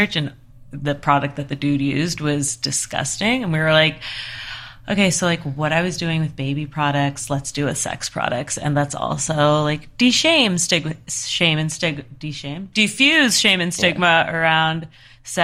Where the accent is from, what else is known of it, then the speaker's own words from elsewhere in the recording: East Coast, United States; moved away as an adult; now in Los Angeles, United States; I'm also from the East Coast